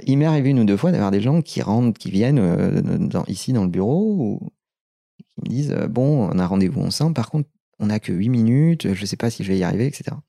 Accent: Limoges, Nouvelle-Aquitaine, France; moved away as an adult; now in Paris, France; Je suis né à Limoges, on a démarré à Limoges

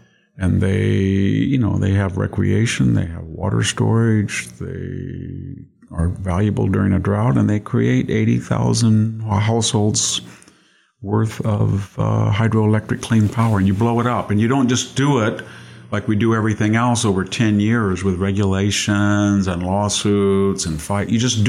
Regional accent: Selma, California, United States; It was wonderful to grow up in California.

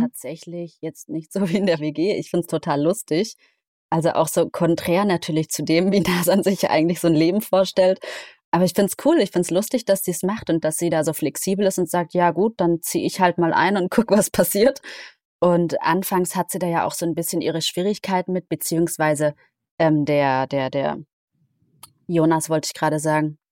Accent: Isny im Allgäu, Baden-Württemberg, Germany; moved away; in Isnim Allgäu, in meiner Heimat

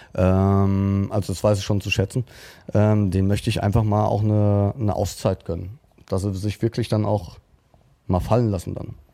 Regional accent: Frankfurt, Hesse, Germany; ich bin Frankfurter Bub

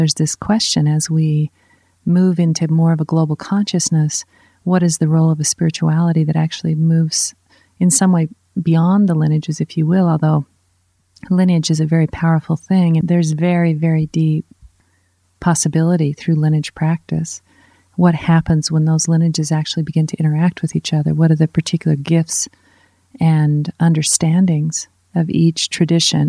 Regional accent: United States; I'm an American

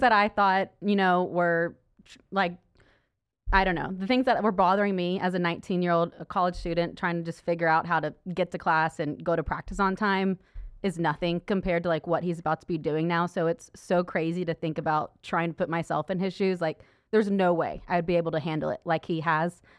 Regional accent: Stillwater, Oklahoma, United States; moved away as an adult; now in Dallas, United States; I was from Stillwater, Oklahoma. So it was an easy choice to stay right there and go to Oklahoma State

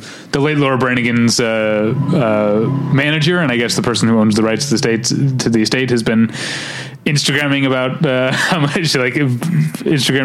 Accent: St. Louis, Missouri, United States; I grew up in St. Louis

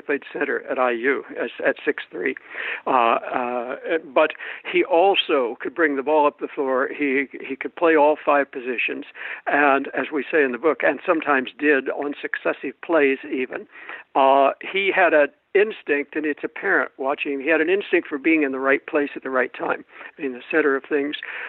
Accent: Shelbyville, Indiana, United States; I grew up in Shelbyville. I was 4 years old in 1947

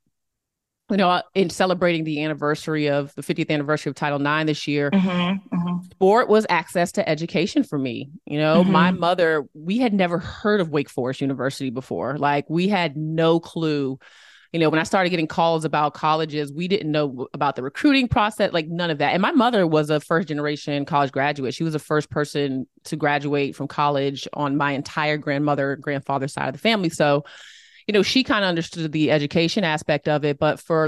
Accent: Boston, Massachusetts, United States; born there; I was born in Boston. My parents were obsessed with Harvard.

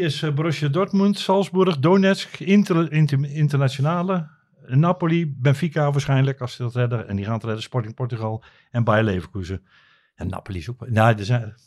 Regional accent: Netherlands; ik kom uit Nederland

